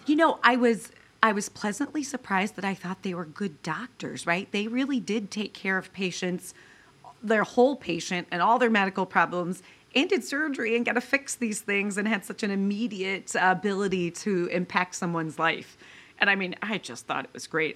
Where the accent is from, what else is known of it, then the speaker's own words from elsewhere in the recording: Mendon, Ohio, United States; I grew up in rural Ohio